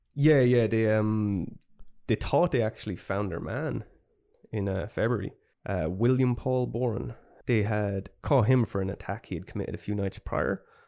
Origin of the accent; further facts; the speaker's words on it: Ireland; we're very Irish